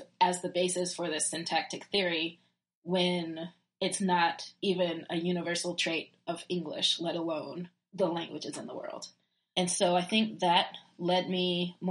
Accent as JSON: {"language": "English", "region": "Virginia", "country": "United States", "accent": "southern", "said": "I'm from Virginia."}